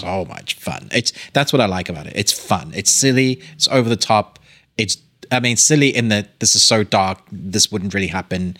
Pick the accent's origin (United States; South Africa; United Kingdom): South Africa; I was born in South Africa